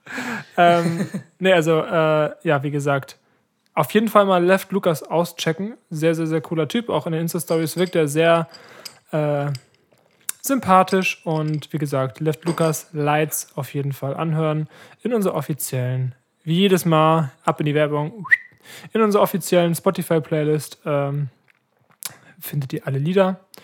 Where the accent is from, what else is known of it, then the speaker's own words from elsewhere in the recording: Ratekau, Schleswig-Holstein, Germany; bei uns in Ratekau